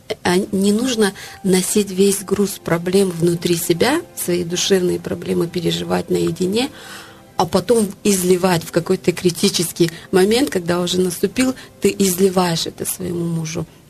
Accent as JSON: {"language": "Russian", "country": "Tajikistan", "tie": "born or raised there", "said": "Это культура, в которой я выросла, в Средней Азии, в Таджикистане"}